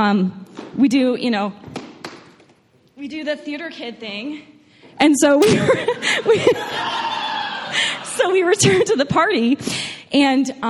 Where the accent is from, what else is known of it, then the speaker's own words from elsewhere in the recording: New York, United States; moved away; I'm originally from New York